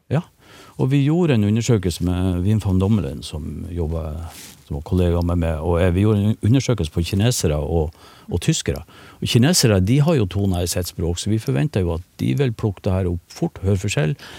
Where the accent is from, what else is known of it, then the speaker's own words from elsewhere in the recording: Northern Norway, Norway; Nå er jeg nordlending